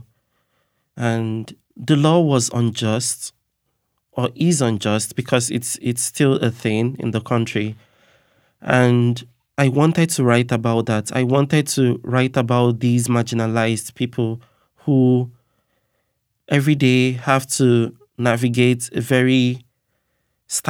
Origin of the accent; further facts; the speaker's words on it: Nigeria; now in United States; growing up in Nigeria